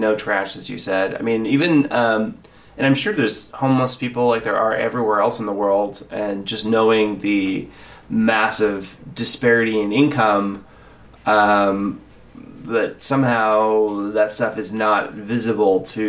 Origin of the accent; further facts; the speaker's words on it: United States; now in Santa Barbara, United States; As an American